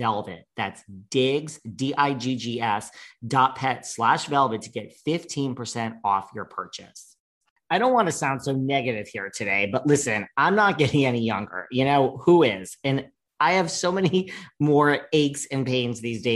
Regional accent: New York, United States; I'm a New Yorker

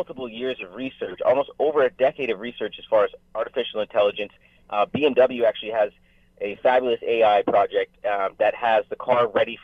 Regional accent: Toronto, Ontario, Canada; now in Vancouver, Canada; Originally, I'm actually from Toronto

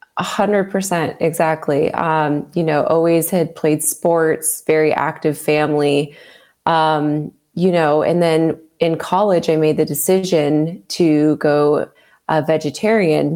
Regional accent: Southern California, United States; I grew up in Southern California

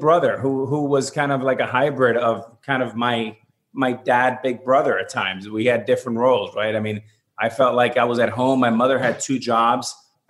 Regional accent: Miami, Florida, United States; And being growing up in Miami, we had three teams we would follow just by the nature of cable television.

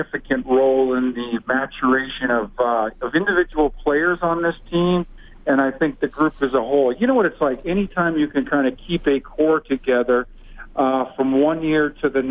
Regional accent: BC interior, British Columbia, Canada; also born or lived in Vancouver / Leduc, Alberta; raised most of my life in Vancouver, or actually I should say around the BC interior.

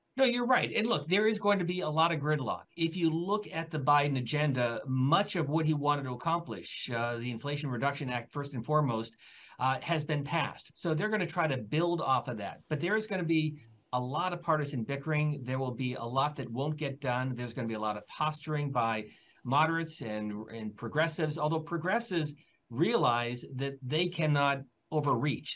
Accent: Pennsylvania, United States; I'm from Pennsylvania

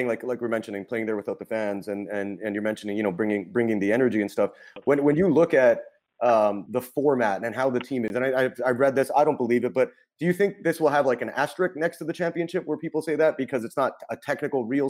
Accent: Canada; I'm from Canada

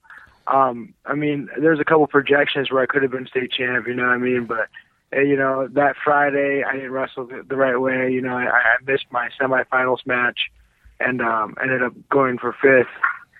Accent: Mexico; it's my home country. You know, I'm from Mexico

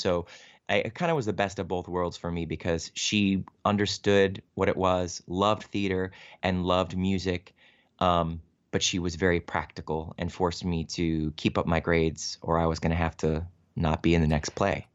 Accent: Cleveland, Ohio, United States; I grew up in Cleveland, Ohio

